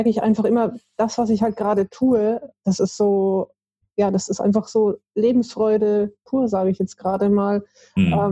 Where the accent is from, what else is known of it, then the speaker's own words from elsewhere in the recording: Stuttgart, Baden-Württemberg, Germany; born there; aufgewachsen oder beziehungsweise habe ich nicht viel mitbekommen, äh, ist es in, war ich also in Stuttgart geboren.